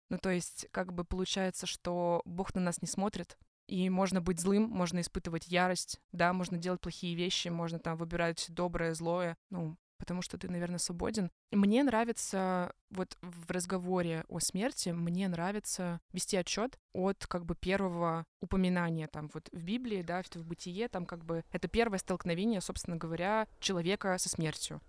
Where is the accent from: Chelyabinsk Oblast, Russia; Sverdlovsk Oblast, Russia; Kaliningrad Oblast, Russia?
Chelyabinsk Oblast, Russia; Ozersk; moved away; я приехала на лето в, в Озерск, где я родилась, на Урале